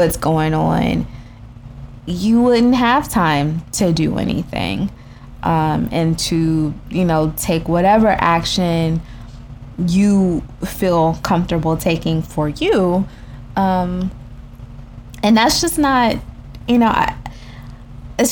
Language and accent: English; Texas, United States; also born or lived in California; we both grew up in Texas